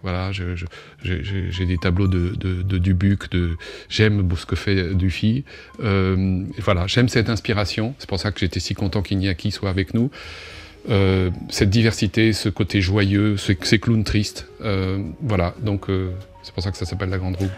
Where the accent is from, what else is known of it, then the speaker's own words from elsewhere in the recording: Normandy, France; dans ma terre natale, Boujou